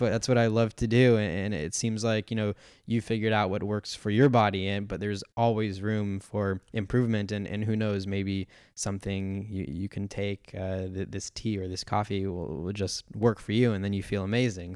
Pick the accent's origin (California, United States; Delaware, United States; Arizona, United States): California, United States; San Diego; I grew up in San Diego